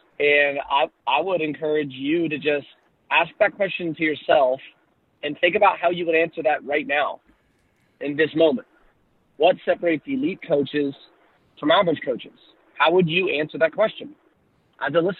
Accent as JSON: {"language": "English", "town": "Charlotte", "region": "North Carolina", "country": "United States", "tie": "born or raised there", "said": "I'm in my hometown of Charlotte, North Carolina."}